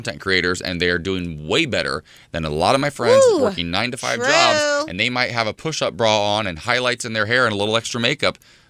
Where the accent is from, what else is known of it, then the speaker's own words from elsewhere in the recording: Ohio, United States; moved away; I'm from Ohio, though.